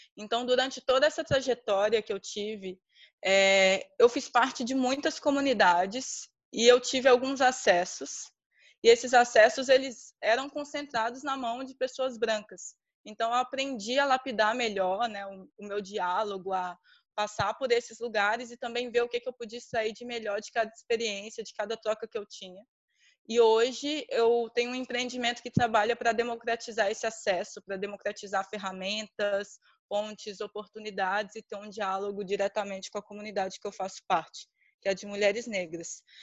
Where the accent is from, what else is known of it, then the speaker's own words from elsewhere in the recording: Minas Gerais, Brazil; eu sou de Minas Gerais